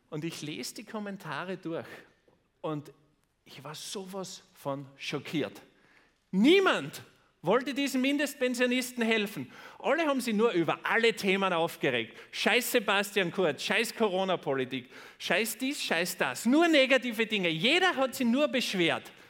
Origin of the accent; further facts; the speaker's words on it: Austria; Und bei uns in Österreich ist es so, da gibt es die Tageszeitung Österreich, die Krone und den Kurier.